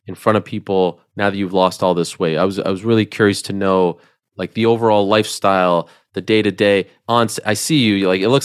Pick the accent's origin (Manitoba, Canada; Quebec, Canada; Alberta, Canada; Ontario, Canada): Quebec, Canada; Montreal; moved away; I've never asked you about my hometown, really.